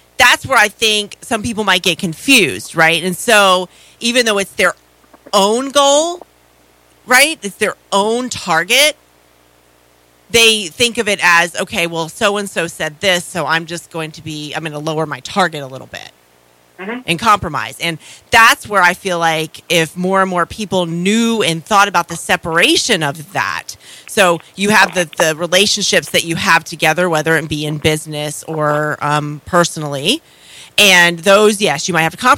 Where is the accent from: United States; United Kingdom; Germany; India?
United States; Florida; I grew up in Florida.